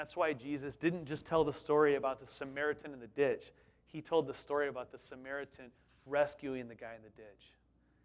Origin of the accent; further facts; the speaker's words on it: Southern California, United States; also born or lived in East Bay, California; We thought anything north of Santa Barbara was like Alaska, growing up in Southern California.